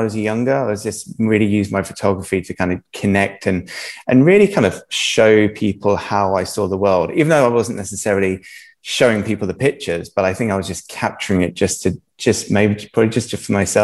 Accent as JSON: {"language": "English", "country": "Jersey", "tie": "born or raised there", "said": "originally I'm from Jersey. I've been in Jersey my whole life. Jersey is an amazing home. You know, I've been brought up in island life"}